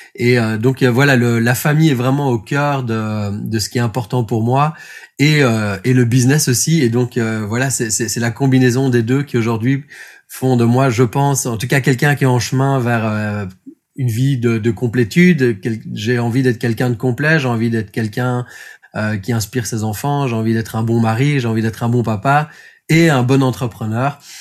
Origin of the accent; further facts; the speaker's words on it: Belgium; also born or lived in Brussels; Moi, je suis belge, donc j'habite à Bruxelles